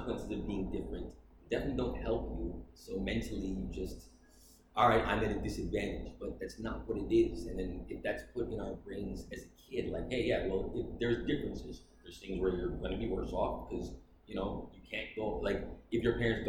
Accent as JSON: {"language": "English", "town": "Toronto", "region": "Ontario", "country": "Canada", "tie": "born or raised there", "moved": "as an adult", "lives_now": "Atlanta, United States", "said": "I grew up in Toronto"}